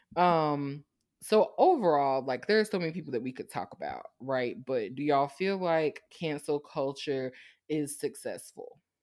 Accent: Savannah, Georgia, United States; I'm from Savannah. Savannah State is right there. That was my whole childhood

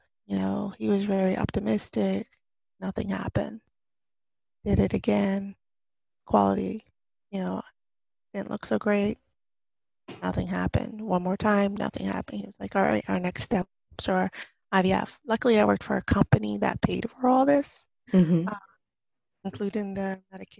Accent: New Jersey, United States; moved away as an adult; now in Florida, United States; I'm originally from New Jersey

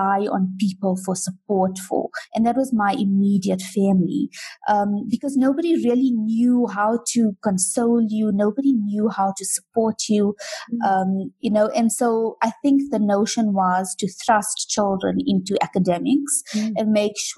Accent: South Africa; I was born here and raised here

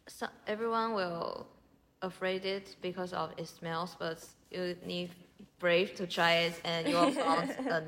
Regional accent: Taiwan; English is a second language; I'm from Taiwan too.

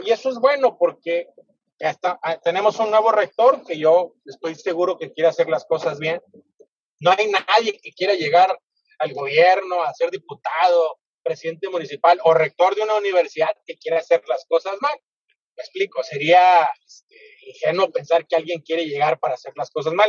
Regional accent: Mexico

